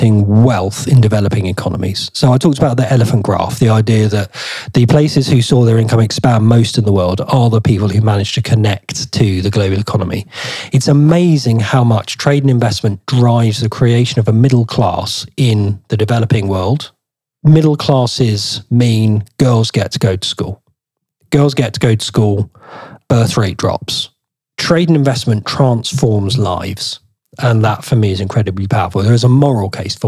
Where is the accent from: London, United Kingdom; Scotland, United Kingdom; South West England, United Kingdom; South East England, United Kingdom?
South East England, United Kingdom; Maidstone; it's my hometown.